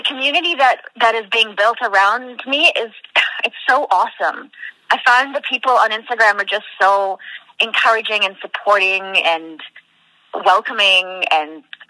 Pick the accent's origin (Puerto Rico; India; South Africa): South Africa; now in Canada; because we're from South Africa.